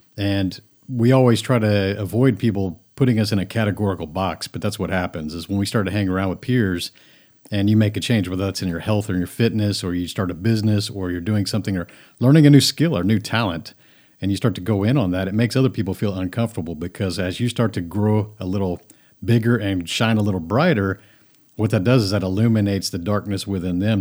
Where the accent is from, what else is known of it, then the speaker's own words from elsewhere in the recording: Friendswood, Texas, United States; also born or lived in Japan; I grew up lower middle class in a suburb, Houston, of, of Houston, is Friendswood, Texas.